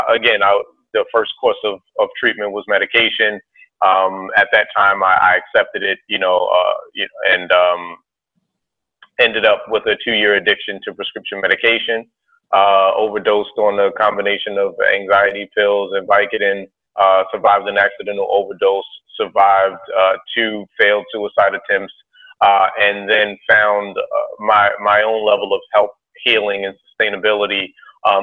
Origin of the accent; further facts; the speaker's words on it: Baltimore, Maryland, United States; I was born and raised in Baltimore